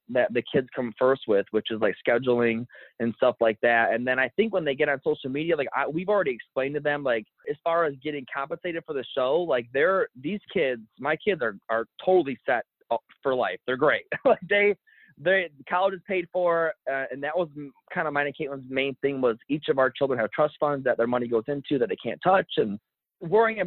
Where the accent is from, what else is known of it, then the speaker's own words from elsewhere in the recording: Michigan, United States; we still live in the same county that we grew up in Michigan